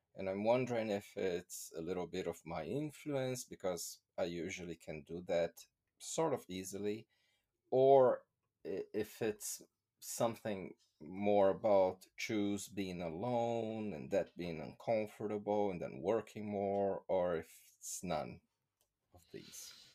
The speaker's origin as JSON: {"language": "English", "country": "Brazil", "first_language": "Portuguese", "second_language": "English", "moved": "as an adult", "lives_now": "United Kingdom"}